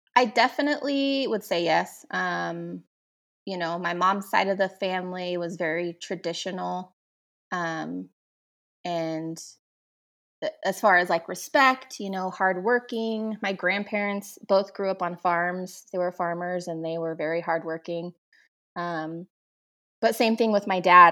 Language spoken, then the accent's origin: English; Damascus, Oregon, United States; also born or lived in Portland, Oregon; I grew up, um, in a small town outside of Portland, about fifteen miles from Portland, um, and it's called Damascus